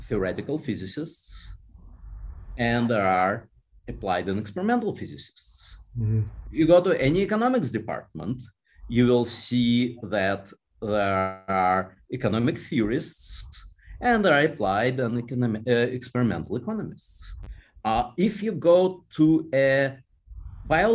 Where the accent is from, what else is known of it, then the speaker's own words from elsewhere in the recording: Moscow, Russia; moved away as an adult; now in United States; I was born in Moscow, and I lived in Moscow till I was 20 years old.